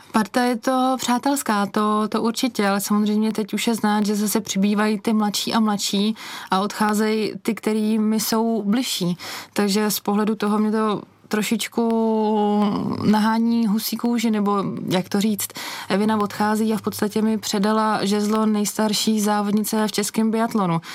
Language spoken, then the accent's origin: Czech; Špindlerův Mlýn, Hradec Králové Region, Czechia; Já jsem vyrůstala ve Špindlu